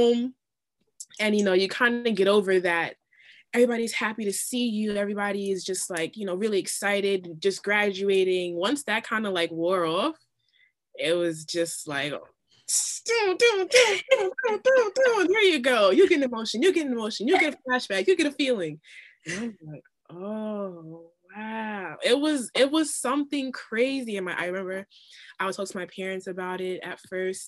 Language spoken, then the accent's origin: English; New York, United States; also born or lived in Florida; I'm from New York, so I was really far away from home